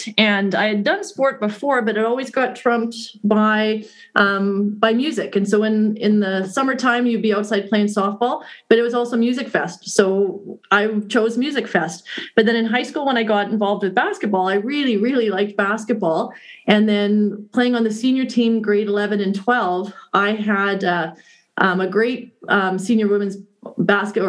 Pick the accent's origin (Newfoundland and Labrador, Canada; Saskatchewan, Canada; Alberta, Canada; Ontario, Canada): Saskatchewan, Canada; Saskatoon; I grew up here in Saskatoon, so I've kind of gone full circle, left and came back